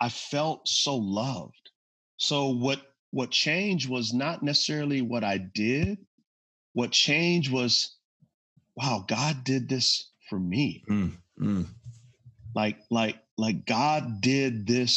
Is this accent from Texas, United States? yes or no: yes; San Antonio, Texas, United States; moved away; I'm from San Antonio, Texas